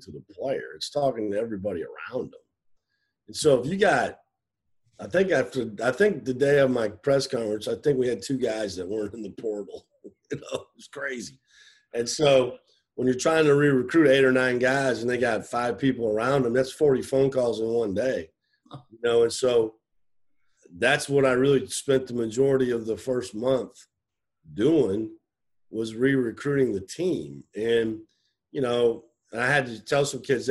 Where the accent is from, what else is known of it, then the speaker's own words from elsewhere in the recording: Iowa, United States; moved away; You know, I'm from Iowa, but I'm kind of from the show me state.